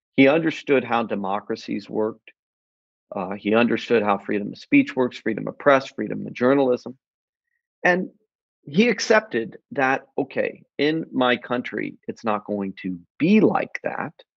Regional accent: United States; as an American

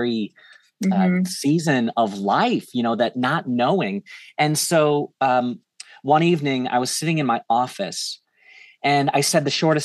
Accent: St. Louis, Missouri, United States; moved away as an adult; moved back to St. Louis, which is where I'm at now. It's my hometown

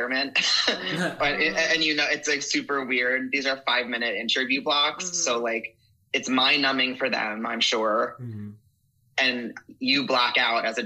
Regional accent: Paramus, New Jersey, United States; also born or lived in Lyndhurst, New Jersey; I'm a Jersey kid

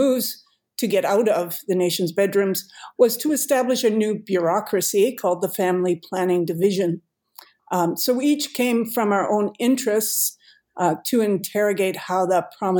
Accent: Saskatoon, Saskatchewan, Canada; moved away as an adult; also born or lived in British Columbia; now in St. Catharines, Canada; Erica and I come from Saskatoon.

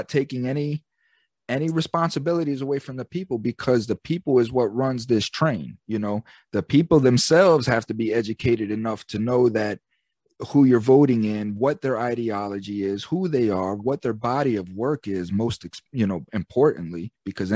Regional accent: United States; I'm the American citizen

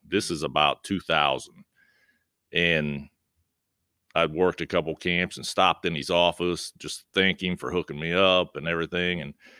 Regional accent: Point Pleasant, West Virginia, United States; Well, I grew up in Point Pleasant, West Virginia, played high school basketball there

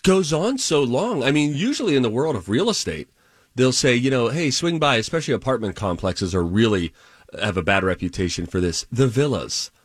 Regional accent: United States; We're both American.

